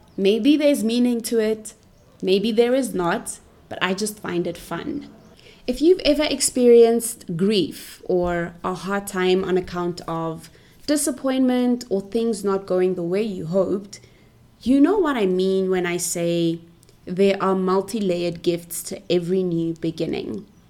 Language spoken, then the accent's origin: English; Pretoria, Gauteng, South Africa; I was born and bred in Pretoria, Cap City of South Africa